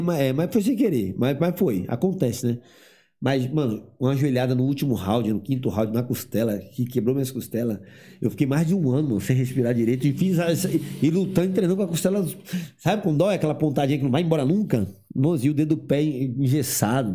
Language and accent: Portuguese; Eunápolis, Bahia, Brazil; moved away; eu sou baiano